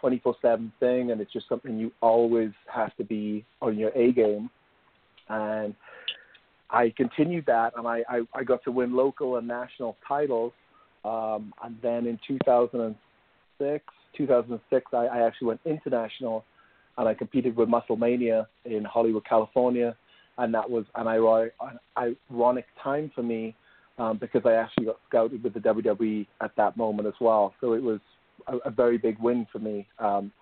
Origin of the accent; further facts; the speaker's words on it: Wales, United Kingdom; moved away as an adult; now in United States; I grew up in Wales in the United Kingdom.